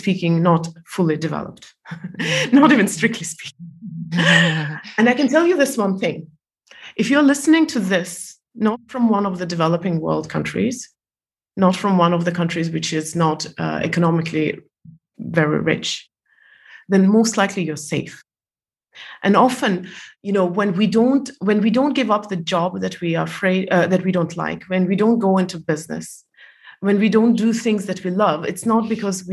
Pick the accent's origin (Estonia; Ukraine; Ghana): Estonia; moved away as an adult; also born or lived in Malaysia; I was born in Soviet Union and I was 14 when it collapsed